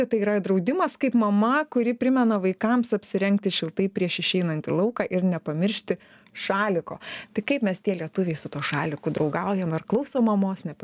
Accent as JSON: {"language": "Lithuanian", "country": "Lithuania", "said": "mes lietuviai"}